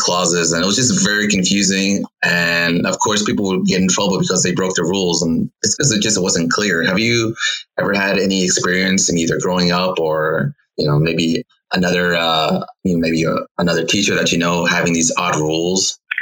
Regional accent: Los Angeles, California, United States; I'm from Los Angeles

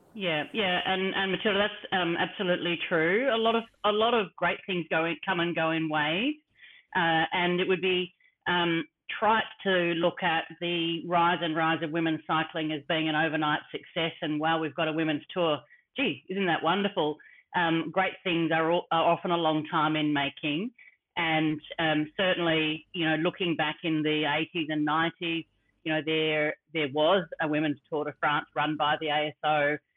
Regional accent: Australia; me as an Australian

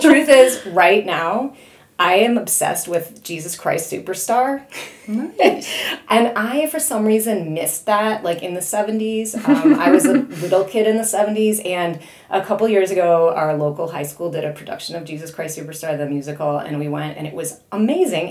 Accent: Chicago, Illinois, United States; I am a native Midwesterner. I'm from the Chicago area

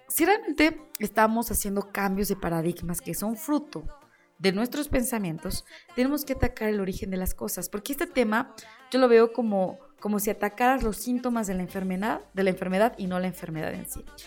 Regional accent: Mexico

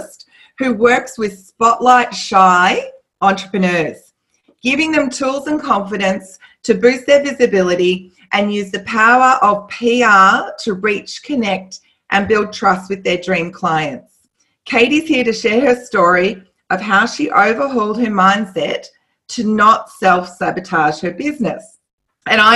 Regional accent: Australia; we're both Australian

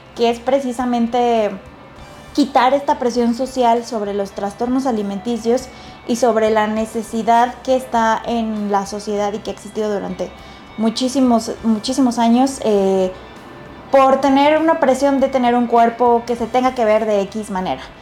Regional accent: Mexico; como mexicanos y como latinos tenemos una prevalencia

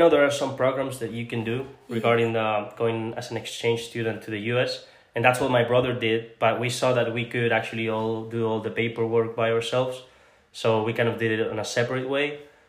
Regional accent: Spain; also born or lived in Panama / Egypt / Tunisia; And yeah, well, I was born in Panama. I don't remember much about Panama because I moved to Egypt after that. And then after Egypt, I moved to Tunisia. And then when I was like 5 years old or something like that, I went to Spain.

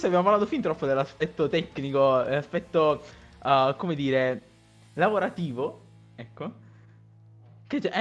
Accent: Naples, Campania, Italy; sono di Napoli

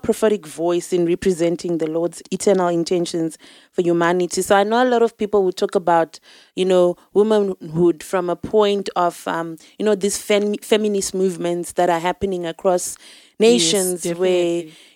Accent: Zimbabwe; now in South Africa; I'm from Zimbabwe. I'm here in South Africa now.

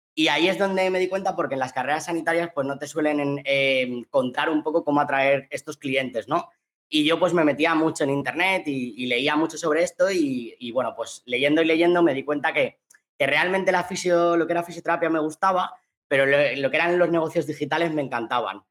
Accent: Valencian Community, Spain; also born or lived in Australia; yo soy valenciano

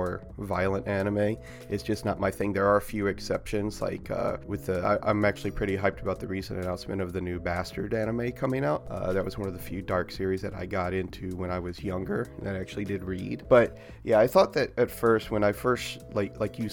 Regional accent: near Quantico Marine Base, Virginia, United States; I grew up near Quantico Marine Base, in America

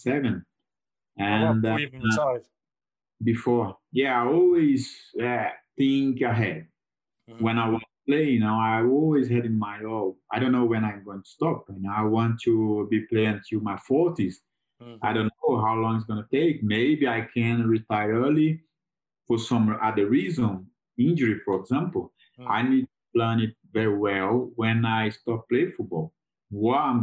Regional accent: Lagoa da Prata, Minas Gerais, Brazil; English is a second language; moved away as an adult; also born or lived in United Kingdom; the hotel business in my hometown, Lagoa Prata

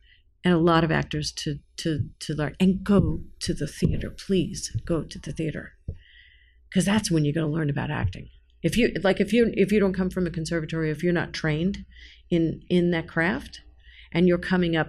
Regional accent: New York, United States; I'm a New Yorker

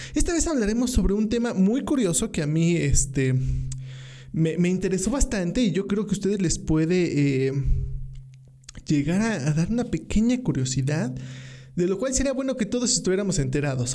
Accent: Mexico; los mexicanos sufrimos

